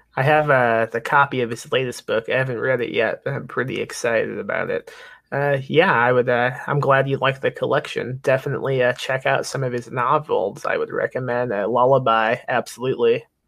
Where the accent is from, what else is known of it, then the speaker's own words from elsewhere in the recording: Lake Station, Indiana, United States; I'm from Indiana, so I wasn't too uh, distant from uh, Michigan